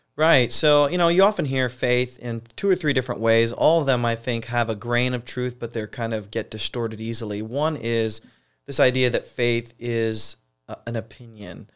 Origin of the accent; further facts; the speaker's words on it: Ashland, Ohio, United States; moved away as an adult; also born or lived in Boston area; now in Portland, United States; I grew up in Ohio, so I'm a Buckeye, uh, born and raised.